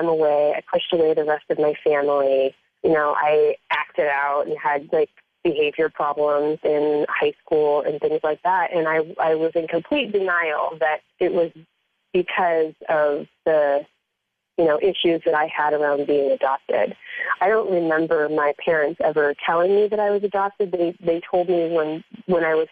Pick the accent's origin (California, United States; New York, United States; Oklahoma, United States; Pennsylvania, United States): Pennsylvania, United States; Erie; also born or lived in Greenville, Pennsylvania; And I lived in Erie, Pennsylvania, which is a little over an hour from Greenville